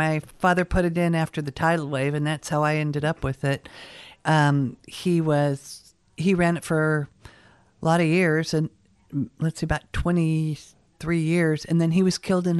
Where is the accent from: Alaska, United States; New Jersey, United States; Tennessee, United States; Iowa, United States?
Alaska, United States; Kodiak; I am from Kodiak.